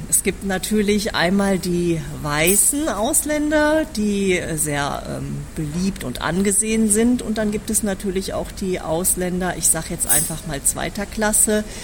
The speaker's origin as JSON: {"language": "German", "country": "Germany", "tie": "born or raised there", "lives_now": "South Korea", "said": "Ich bin äh, in Deutschland äh, geboren und aufgewachsen. Sie sehen das jetzt nicht. Ich habe ein asiatisches Gesicht, aber bin deutsch"}